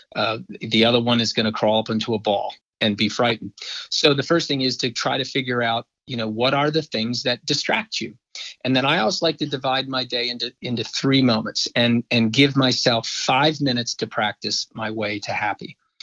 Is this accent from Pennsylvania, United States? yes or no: yes; Philadelphia, Pennsylvania, United States; working for my hometown professional team